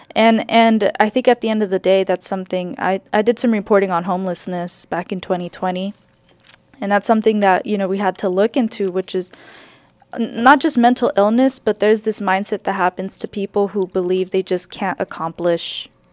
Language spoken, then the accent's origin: English; California, United States; moved away; also born or lived in New York; I grew up in California too